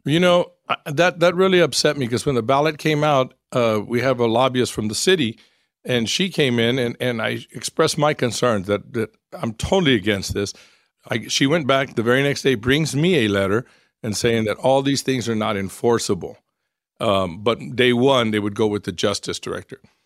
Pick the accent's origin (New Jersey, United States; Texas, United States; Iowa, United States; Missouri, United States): Texas, United States; San Antonio; I'm born and raised in San Antonio. I've lived my whole life in San Antonio